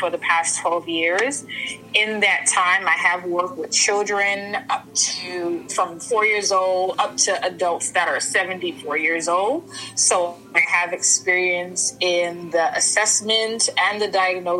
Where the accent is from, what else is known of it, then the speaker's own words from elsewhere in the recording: New York City, New York, United States; also born or lived in Saint Vincent and the Grenadines; I was born in St. Vincent, raised in Brooklyn